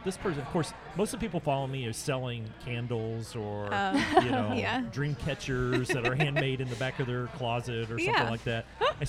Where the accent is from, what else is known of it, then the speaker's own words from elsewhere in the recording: Oklahoma, United States; We're from Oklahoma. I'm from Oklahoma